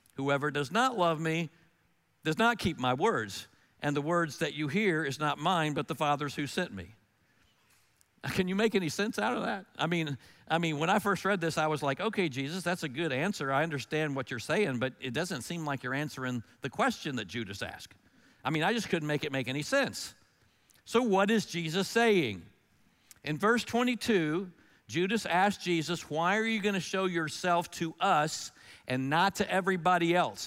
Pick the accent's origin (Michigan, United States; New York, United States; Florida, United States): Florida, United States; Melbourne; I grew up in Melbourne, Florida during the early sixties